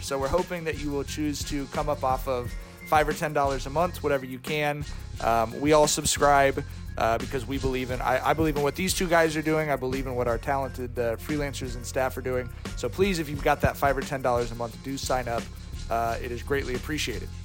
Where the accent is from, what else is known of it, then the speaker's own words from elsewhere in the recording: Long Beach, California, United States; I grew up in Long Beach in the 90s.